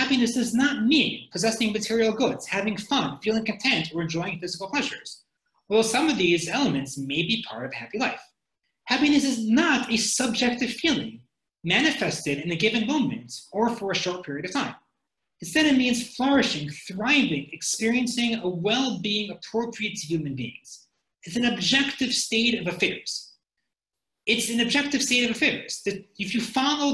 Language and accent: English; United States; I'm an American